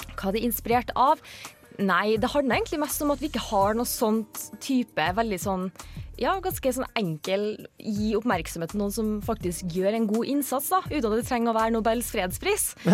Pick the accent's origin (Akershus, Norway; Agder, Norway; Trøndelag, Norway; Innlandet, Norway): Trøndelag, Norway; Trondheim; accent: Trondheim dialect; Jeg er fra Trondheim